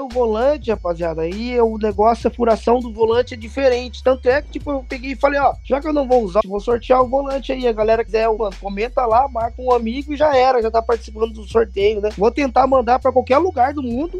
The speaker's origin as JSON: {"language": "Portuguese", "country": "Brazil", "tie": "born or raised there", "moved": "yes", "said": "levar para conhecer o Brasil, uhum. conhecer a minha avó, conhecer aonde eu vim, né? Da a minha vida, né? Da onde eu nasci, da onde eu vim"}